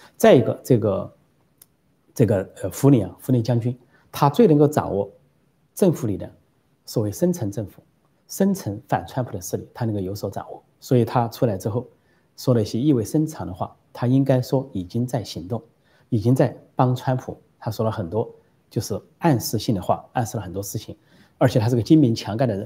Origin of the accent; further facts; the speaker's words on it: Sichuan, China; moved away; also born or lived in Shanghai / Guangzhou; 我是四川人，回家四川话